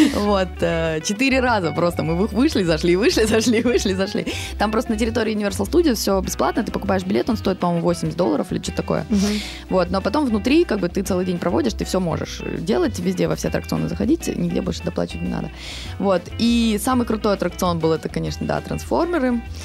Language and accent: Russian; Russia